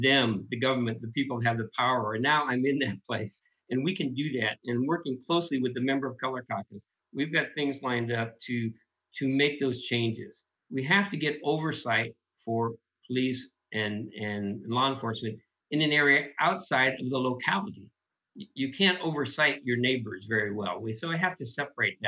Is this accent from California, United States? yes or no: yes; Oakland, California, United States; now in Washington, United States; I grew up in East Oakland, California, and I come from a Mexican-American family